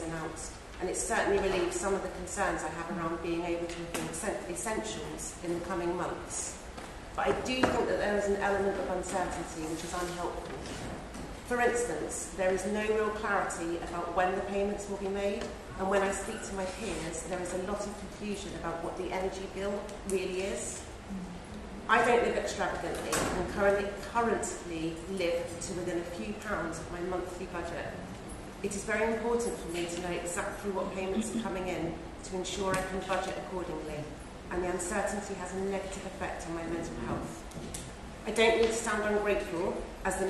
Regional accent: Hampshire, South East England, United Kingdom; I'm from Hampshire

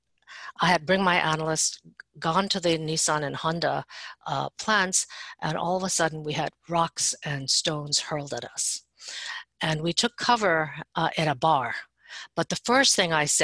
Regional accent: Japan; moved away as an adult; now in United States; I was raised in Japan, although I am Chinese

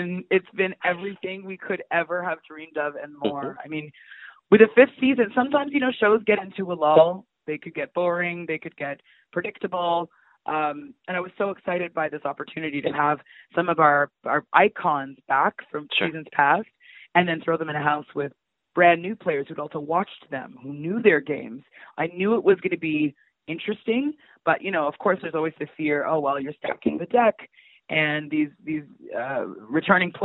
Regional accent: Toronto, Ontario, Canada; I'm from North York, but I was very sheltered

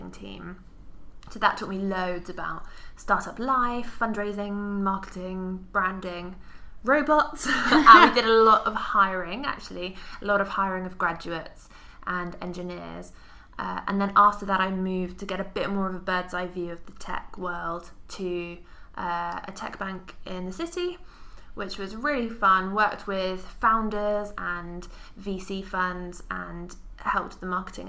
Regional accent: Cambridge, East of England, United Kingdom; growing up in Cambridge

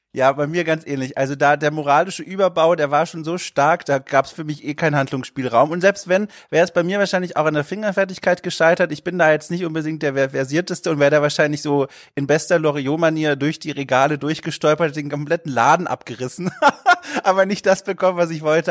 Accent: Southern Germany, Germany; Ich komme ja aus Süddeutschland und da eher aus der Dorfgegend, so Kleinstadtgegend.

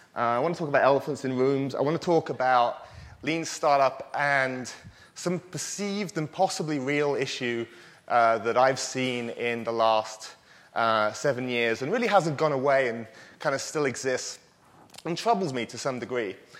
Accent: United Kingdom; I am British

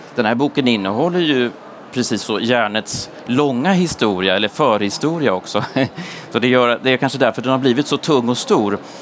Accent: Sundsvall, Västernorrland County, Sweden; i mina hemtrakter. Jag är från Sundsvall

